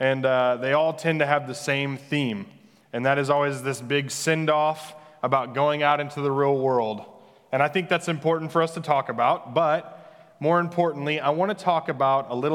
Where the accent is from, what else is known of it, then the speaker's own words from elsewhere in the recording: Christian County, Missouri, United States; The name of the county that I grew up in Missouri is legitimately called Christian County